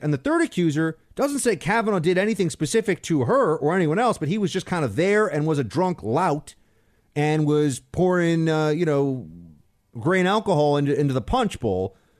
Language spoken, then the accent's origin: English; New York City, New York, United States; I grew up in Manhattan. I grew up in New York City.